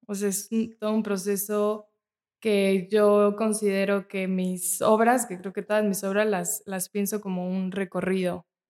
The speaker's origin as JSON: {"language": "Spanish", "country": "Mexico", "said": "nos identifica como mexicanos"}